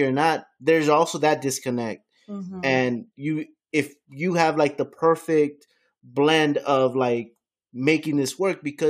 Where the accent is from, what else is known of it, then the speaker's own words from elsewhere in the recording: Miami, Florida, United States; I grew up in Miami.